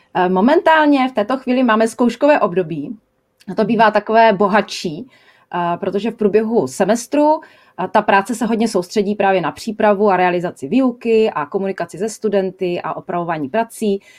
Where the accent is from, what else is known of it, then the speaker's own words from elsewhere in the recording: Czechia; moved away as an adult; u nás